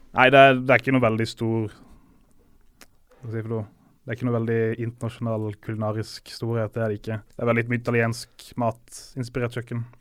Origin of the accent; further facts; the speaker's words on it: Norway; also born or lived in Montevideo, Uruguay; som nordmann